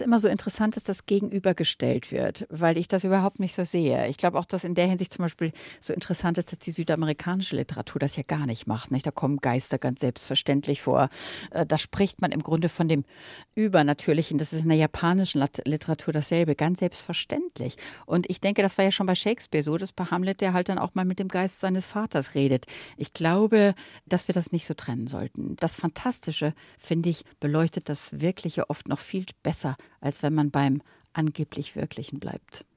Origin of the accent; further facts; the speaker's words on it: Germany; now in Malibu, United States; Wir sind ja alle Deutsche